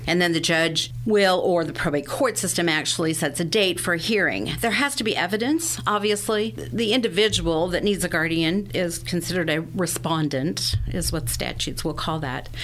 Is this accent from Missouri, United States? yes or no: yes; Sedalia, Missouri, United States; I am a native Sedalian. I was born and raised here in Sedalia